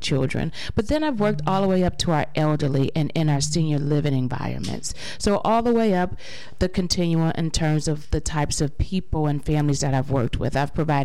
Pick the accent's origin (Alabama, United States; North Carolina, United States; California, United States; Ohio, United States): Ohio, United States; Cleveland; born and raised right here in Cleveland, Ohio. I am an Eastsider. I grew up in East Cleveland